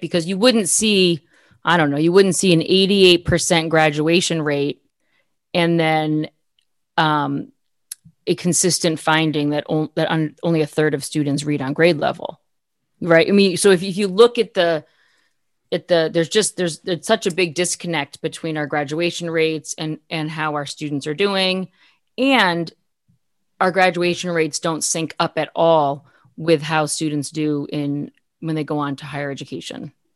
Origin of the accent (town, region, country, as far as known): Massachusetts, United States; born or raised there; moved away as an adult